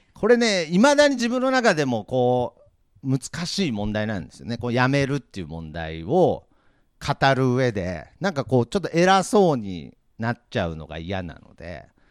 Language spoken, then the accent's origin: Japanese; Nagoya, Aichi, Japan; also born or lived in Tokyo; 東京に残らず名古屋に戻るきっかけにもなったと思うんですけれどやっぱり名古屋っていう、まあ、愛知県っていう土地柄が非常にね地元意識が高い地域なんですよね。